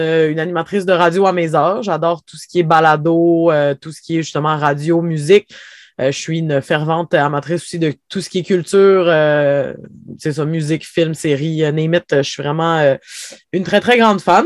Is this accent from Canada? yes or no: yes; Havre-Saint-Pierre, Quebec, Canada; je vis à Havre-Saint-Pierre, j'ai grandi à Havre-Saint-Pierre, en fait, j'ai passé ma vie ici